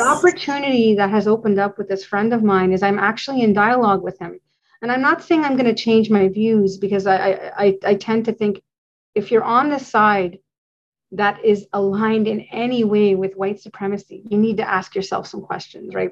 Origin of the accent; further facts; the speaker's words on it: Canada; as a Canadian